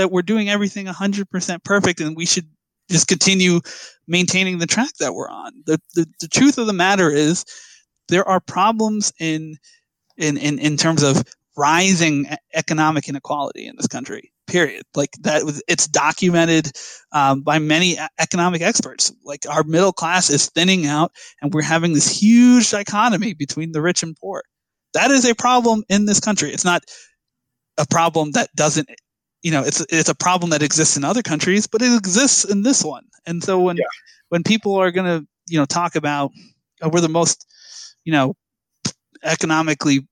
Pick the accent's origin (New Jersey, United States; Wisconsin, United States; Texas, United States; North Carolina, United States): New Jersey, United States; I grew up here. I was born here. You know, I love my home state of New Jersey